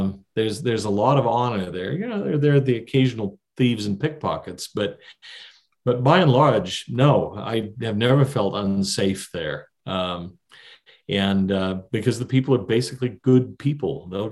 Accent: near Los Angeles, California, United States; also born or lived in Cairo; I grew up near Los Angeles.

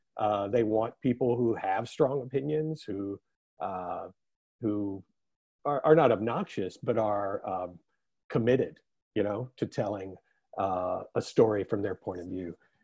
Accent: East Coast, United States; now in California, United States; it just never occurred to me growing up on the East Coast that I could be part of this.

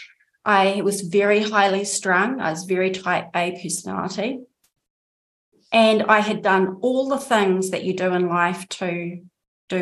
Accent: New Zealand; accent: New Zealand; moved away as an adult; also born or lived in Andalusia, Spain; now in Spain; I am, as my accent probably gives away, a New Zealander

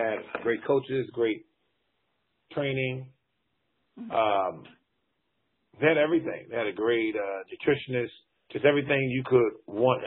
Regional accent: Washington, District of Columbia, United States; I am from Northwest Washington, D.C. I grew up in the Petworth District

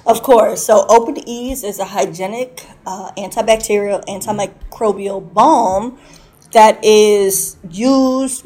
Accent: Chicago, Illinois, United States; now in Bradley, United States; I'm from Chicago, but I currently reside in Bradley.

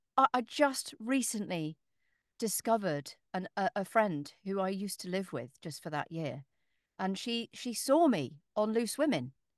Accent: Northamptonshire, East Midlands, United Kingdom; moved away; I was born in Northamptonshire

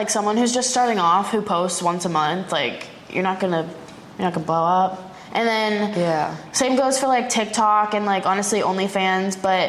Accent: Orlando, Florida, United States; moved away as an adult; also born or lived in Ohio / Los Angeles; now in Miami, United States; I grew up in Orlando, like high school, and then I moved to Miami 2 years ago, maybe like 2021.

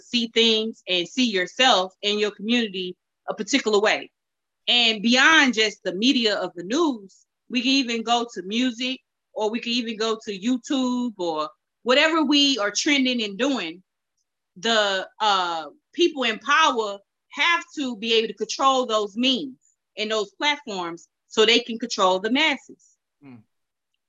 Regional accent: St. Louis, Missouri, United States; also born or lived in Ferguson, Missouri; I'm just from Walnut Park.

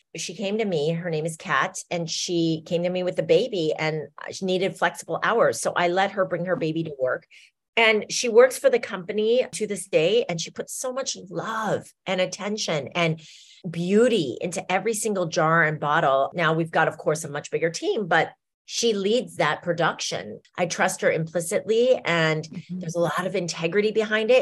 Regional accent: Iowa, United States; We grew up in Iowa

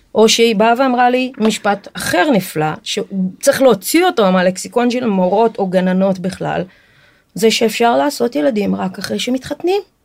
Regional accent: Israel; אני נולדתי בארץ, אבל שני ההורים שלי ברזילאים

